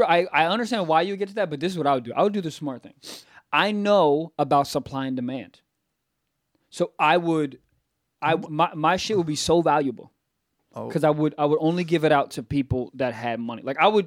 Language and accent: English; Connecticut, United States; And I will talk like that, even if I'm from Connecticut.